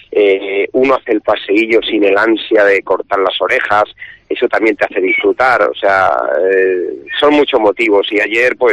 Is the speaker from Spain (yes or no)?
yes; Salamanca, Castile and León, Spain; Somos muchos los de Salamanca que venimos a la feria